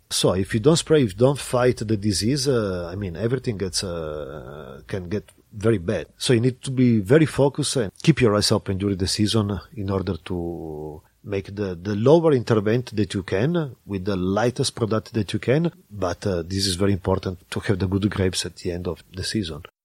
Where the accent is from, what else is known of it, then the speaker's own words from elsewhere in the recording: Turin, Piedmont, Italy; also born or lived in Barbaresco; I grew up in Torino